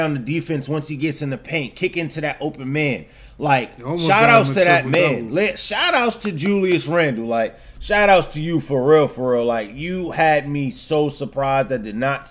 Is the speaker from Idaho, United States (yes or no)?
no; New York City, New York, United States; I'm a real New York. I'm from the Bronx